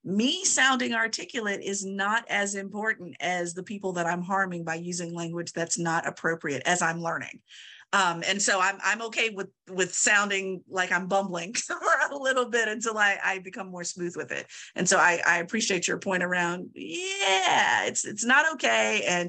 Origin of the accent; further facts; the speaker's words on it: Virginia, United States; I am originally from Southern Virginia, and my mother talks about it quite a bit, where there was a movie theater, small movie theater in my hometown